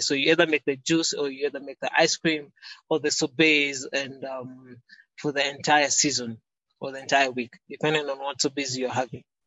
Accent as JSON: {"language": "English", "country": "Kenya", "tie": "born or raised there", "said": "I was born in Kenya"}